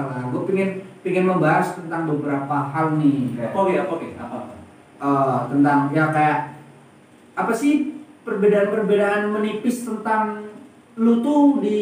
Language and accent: Indonesian; Pekalongan, Central Java, Indonesia; lahir di kota Pekalongan tercinta